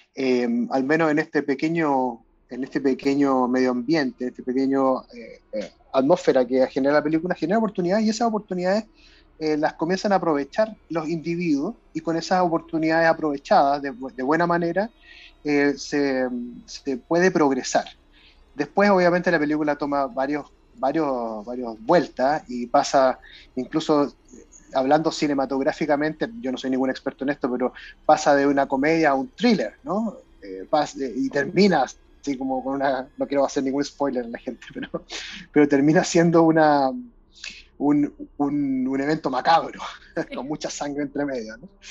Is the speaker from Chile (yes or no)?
yes; Chile; en Chile, por lo menos en mi época en el colegio